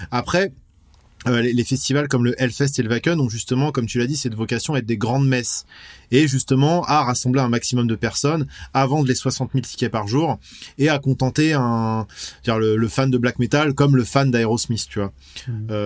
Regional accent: West France, France; Nous, on aime à peu près tous les styles de métal. On vient de, voilà, on vient de l'ouest de la France. C'est une scène qui est assez riche.

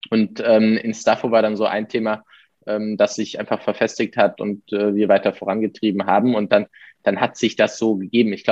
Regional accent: Heidelberg, Baden-Württemberg, Germany; jetzt kommen wir beide aus Heidelberg

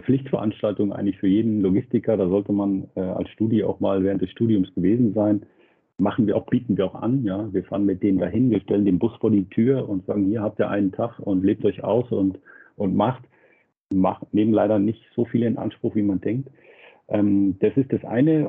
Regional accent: Nuremberg, Bavaria, Germany; als Nürnberger

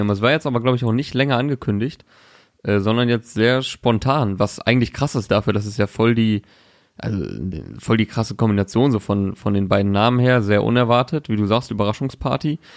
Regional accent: Osnabrück, Lower Saxony, Germany; Diese Woche bin ich in meiner Heimat Osnabrück.

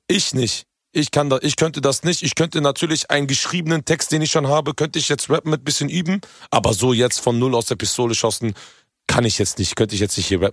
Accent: Hanover, Lower Saxony, Germany; ich komme ja ursprünglich aus Hannover. Hannover ist ja eigentlich so hochdeutsch, so deutsches Deutsch überhaupt

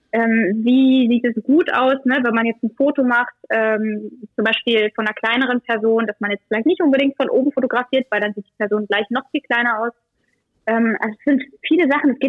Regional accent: Germany; Ich bin in Deutschland geboren.

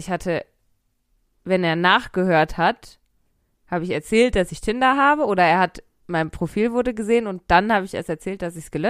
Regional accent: North Rhine-Westphalia, Germany; Nein, wahrscheinlich nicht. Ich komme nämlich auch aus dem Pott

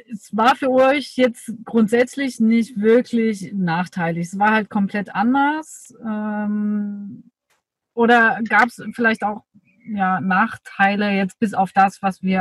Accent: Dresden, Saxony, Germany; Aber ich habe so meine Heimatstadt Dresden nochmal ganz andere Ecken kennengelernt, die ich vorher nicht kannte.

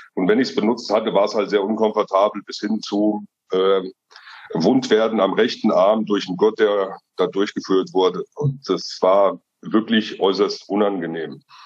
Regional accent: Rabenau, Hesse, Germany; bin aus Mittelhessen, aus der schönen Rabenau

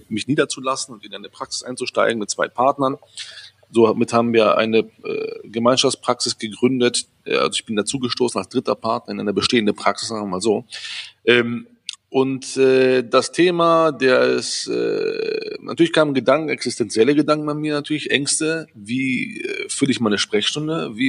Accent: Düsseldorf, North Rhine-Westphalia, Germany; Äh, aber ich bin in Düsseldorf, mehr Düsseldorfer als Grieche, fast muss ich fast sagen. Weil ich, bin ja hier aufgewachsen, groß geworden.

